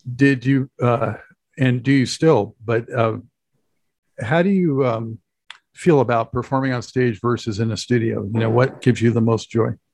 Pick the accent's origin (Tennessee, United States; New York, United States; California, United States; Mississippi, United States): California, United States; Santa Monica; I'm from Los Angeles originally, so I know that area very well. Uh, grew up in Santa Monica